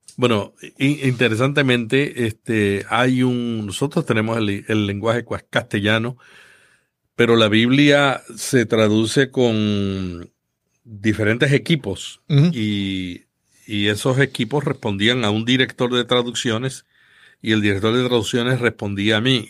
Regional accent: Santa Isabel, Puerto Rico; yo nací en un pueblo del sur de Puerto Rico que se llama Santa Isabel, una familia muy pobre y que desde pequeño estuve interesado en la locución

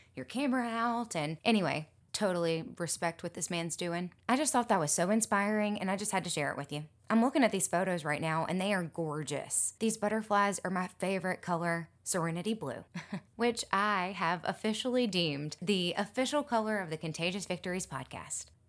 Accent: Mobile, Alabama, United States; also born or lived in Gulf Shores, Alabama; Mobile, my hometown

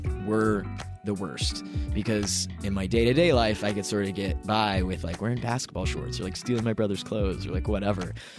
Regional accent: Kentucky, United States; now in Los Angeles, United States; I grew up in Kentucky.

